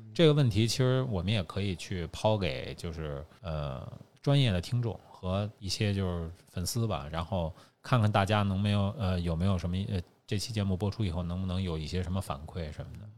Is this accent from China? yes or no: yes; Beijing, China; 因为我是北京人，从小就父辈喝的什么燕京，本地品种